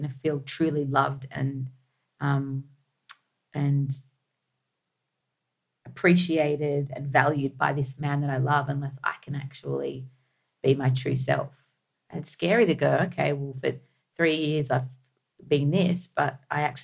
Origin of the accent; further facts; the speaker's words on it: Australia; When you're second generation, and we grew up in Australia